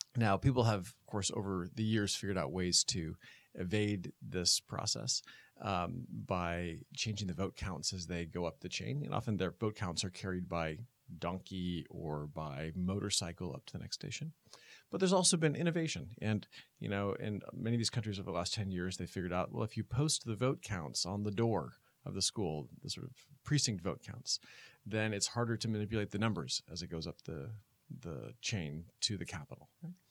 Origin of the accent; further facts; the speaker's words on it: Oregon, United States; moved away; I'm from the West Coast, from Oregon